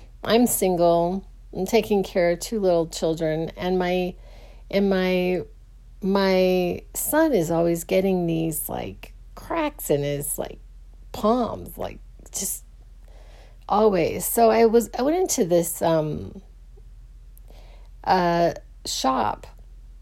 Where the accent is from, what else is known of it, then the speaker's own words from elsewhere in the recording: Phoenix, Arizona, United States; I grew up in the West Side of Phoenix